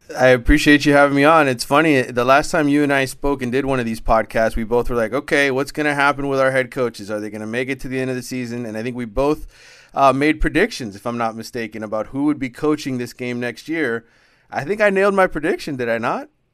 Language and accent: English; Miami, Florida, United States; I'm born and raised in Miami